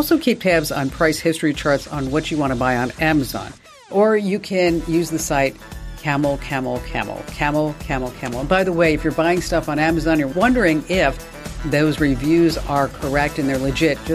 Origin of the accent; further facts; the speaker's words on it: New York, United States; accent: New York; my New York accent